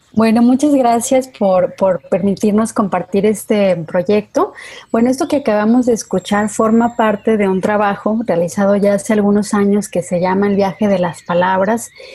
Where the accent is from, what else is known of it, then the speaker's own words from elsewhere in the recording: Mexico; no somos los mismos mexicanos que alemanes